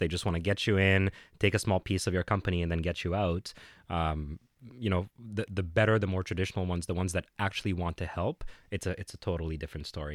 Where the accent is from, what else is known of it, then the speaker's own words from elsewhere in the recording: Cairo, Cairo Governorate, Egypt; also born or lived in Vietnam / Dubai / New York City; now in Canada; I had a, a, uh, a development shop in Cairo, in my hometown in Egypt